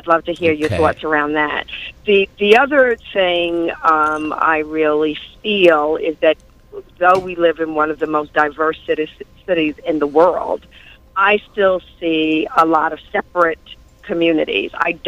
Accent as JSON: {"language": "English", "town": "New York City", "region": "New York", "country": "United States", "tie": "born or raised there", "said": "I grew up in the Dyckman houses, we didn't call it the projects at that point, if you remember correctly. We called it the Dyckman houses. We call it Dyckman."}